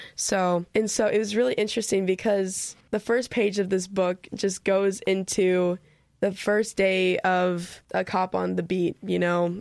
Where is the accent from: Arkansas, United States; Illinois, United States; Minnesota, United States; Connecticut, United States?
Minnesota, United States; I'm, I'm from Minnesota